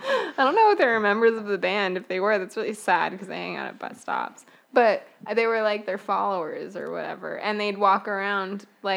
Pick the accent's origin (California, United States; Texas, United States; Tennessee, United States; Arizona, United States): Arizona, United States; I'm an Arizona native